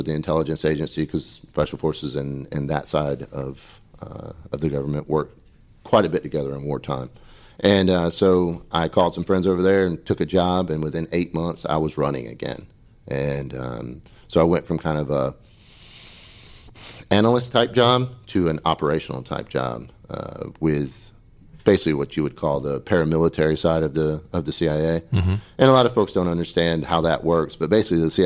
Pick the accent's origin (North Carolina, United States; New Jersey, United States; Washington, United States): North Carolina, United States; Pamlico County; I was born and raised in Pamlico County